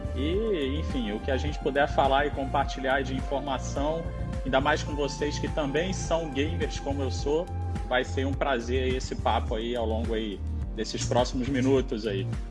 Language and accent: Portuguese; São Gonçalo, Rio de Janeiro, Brazil; now in Niterói, Brazil; eu nasci em São Gonçalo, nasci em São Gonçalo, hoje moro em Niterói